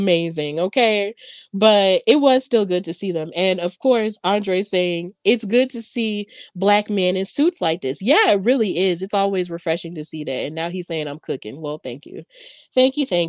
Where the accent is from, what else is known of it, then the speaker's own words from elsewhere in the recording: Birmingham, Alabama, United States; I'm from Birmingham, Alabama, 205 lit